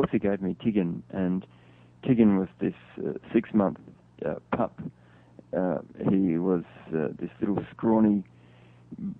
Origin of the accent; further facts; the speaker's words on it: Australia; as a Westerner, as an Australian